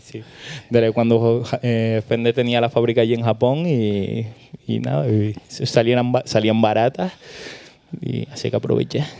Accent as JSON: {"language": "Spanish", "area": "La Palma", "region": "Canary Islands", "country": "Spain", "said": "somos de La Palma, parte oeste de La Palma"}